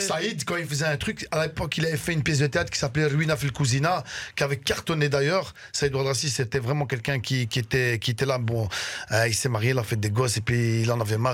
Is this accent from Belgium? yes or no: yes; Brussels, Brussels-Capital Region, Belgium; also born or lived in Damascus, Syria; je suis syrien. Là-bas, je suis né à Damas. Et je suis venu en, Belgique, je suis venu à Bruxelles